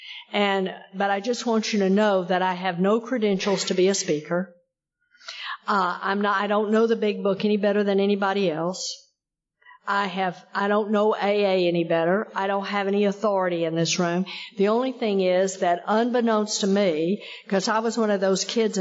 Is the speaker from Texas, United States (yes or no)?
yes; Texas, United States; I come from Texas. I got sober in Texas